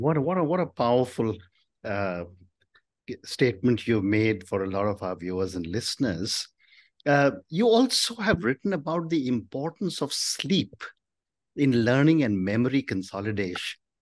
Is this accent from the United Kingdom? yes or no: no; India; as an Indian, from the time I was a child, we were never allowed to give up maths